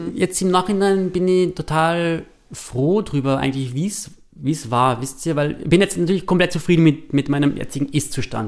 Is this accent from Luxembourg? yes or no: no; East Tyrol, Austria; moved away; als Tiroler, Osttiroler Junge